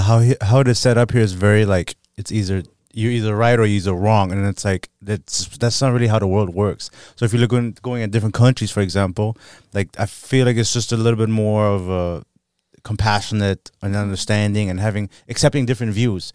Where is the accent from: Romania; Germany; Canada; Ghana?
Germany; now in United States; I was born and raised in Germany